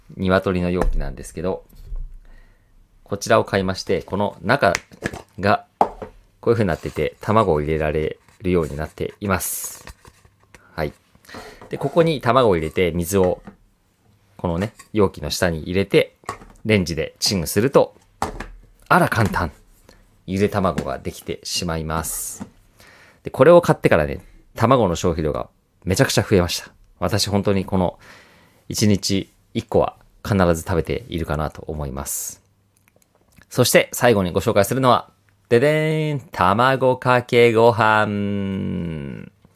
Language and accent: Japanese; Kansai, Osaka, Japan; 私は関西、大阪出身